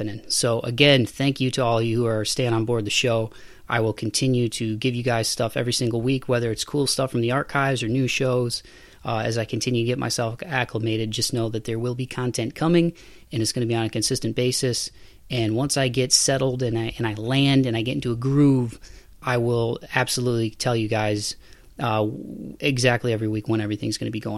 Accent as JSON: {"language": "English", "town": "Toledo", "region": "Ohio", "country": "United States", "tie": "born or raised there", "moved": "as an adult", "lives_now": "Nashville, United States", "said": "it's my hometown and it'll always be my hometown"}